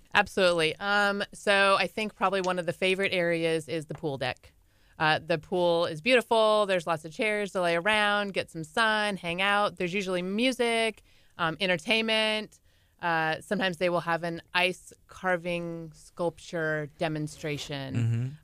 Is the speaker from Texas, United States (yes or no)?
no; California, United States; we're from California, pretty beaches